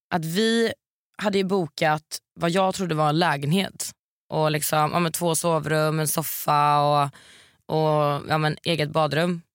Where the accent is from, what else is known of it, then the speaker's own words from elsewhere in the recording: Varberg, Halland County, Sweden; moved away; hemma i Varberg.